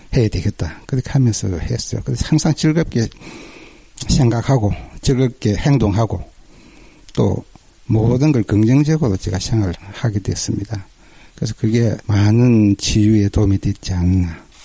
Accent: Ulsan, South Korea; 저는 그 울산에서 왔고요.

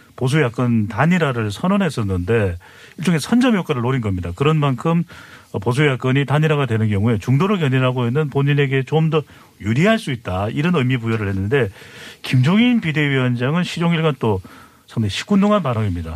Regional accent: Seoul, South Korea; moved away; also born or lived in United States; 제가 원래 이 서울 토박이거든요.

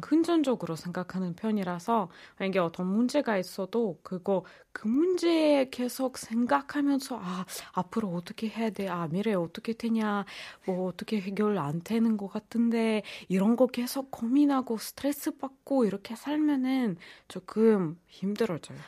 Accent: Russia; Korean is a second language; moved away as an adult; now in Korea; 저는 러시아에서 온

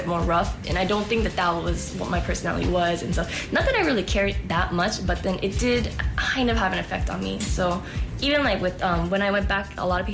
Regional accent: Oakland, California, United States; I'm from Oakland, California

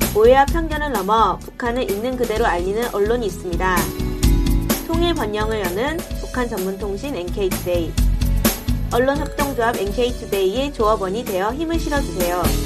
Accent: South Korea; 우리는 한국 사람들

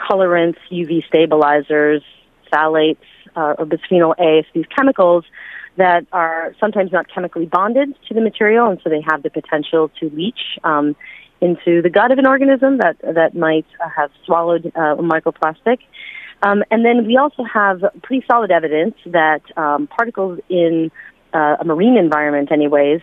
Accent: United States; also born or lived in China; as an American citizen

